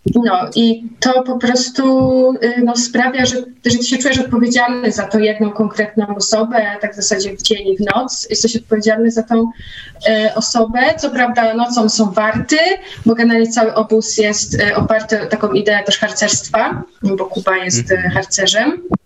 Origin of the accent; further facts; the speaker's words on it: Nowy Tomyśl, Greater Poland, Poland; w Nowym Tomyślu, skąd pochodzę i gdzie mieszkam